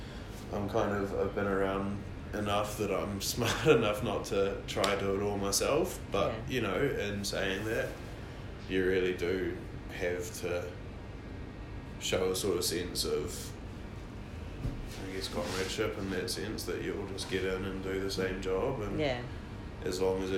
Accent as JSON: {"language": "English", "country": "New Zealand", "said": "Like, I'm a Kiwi"}